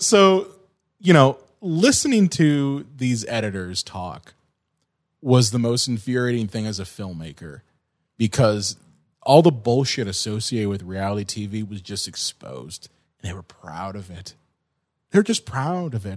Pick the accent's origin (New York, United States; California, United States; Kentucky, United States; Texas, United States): California, United States; moved away; I grew up in California.